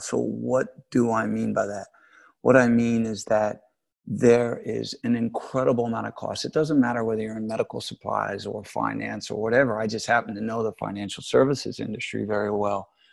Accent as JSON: {"language": "English", "country": "United States", "also_born_or_lived": "New York", "moved": "as an adult", "lives_now": "London, United Kingdom", "said": "I'm an American."}